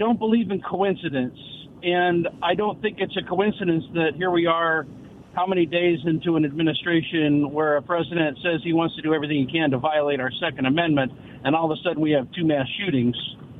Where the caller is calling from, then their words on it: West Richland, Washington, United States; This is … from West Richland.